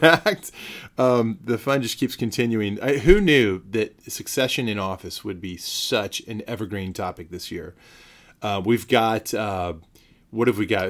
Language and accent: English; San Antonio, Texas, United States; my hometown, San Antonio, my home county, Bear County